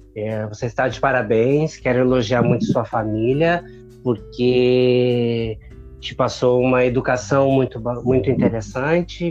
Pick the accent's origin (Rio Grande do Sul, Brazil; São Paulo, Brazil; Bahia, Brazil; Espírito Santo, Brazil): Rio Grande do Sul, Brazil; Porto Alegre; sou gaúcho de Porto Alegre